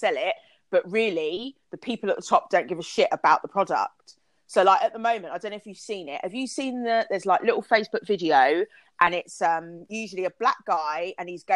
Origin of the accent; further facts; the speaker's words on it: Kent, South East England, United Kingdom; I grew up in Kent